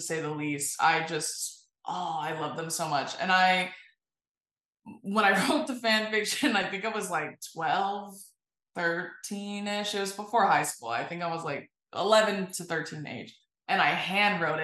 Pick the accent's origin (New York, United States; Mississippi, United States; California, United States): California, United States; I am from California